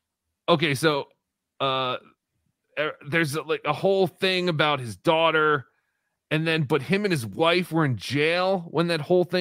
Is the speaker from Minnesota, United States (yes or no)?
yes; Minnesota, United States